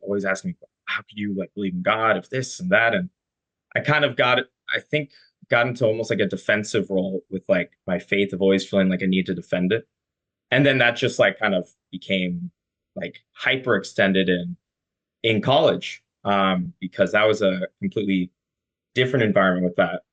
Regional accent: Carlsbad, California, United States; I'm from Carlsbad. Grew up cradle Catholic. Southern California, beautiful sunshine

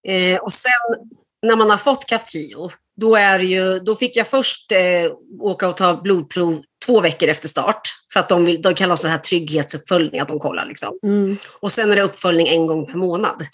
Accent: Sweden; moved away as an adult; now in Denmark; jag är född i Sverige

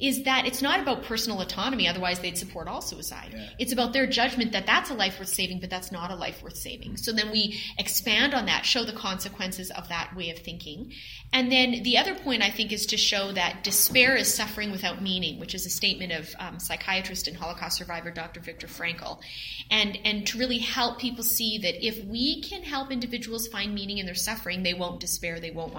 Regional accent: Canada; being a Canadian myself

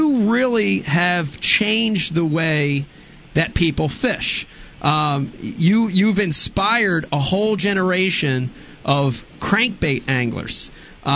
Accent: New Jersey, United States; accent: Jersey; sounded like I was from Jersey

